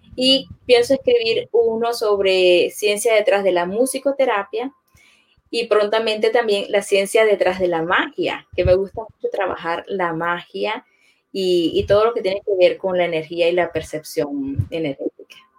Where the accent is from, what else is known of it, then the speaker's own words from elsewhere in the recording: Venezuela; moved away as an adult; now in Orlando, United States; Ingeniero químico era mi profesión en Venezuela